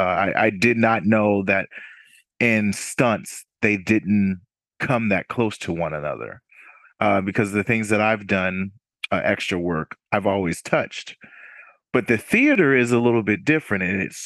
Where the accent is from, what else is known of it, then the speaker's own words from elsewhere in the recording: Newburgh, New York, United States; born there; also born or lived in Washington State / Germany; Yeah, I was born in Newburgh, New York, upstate New York. Military brat, moved around a little bit from Washington State and then in Germany for 7 years.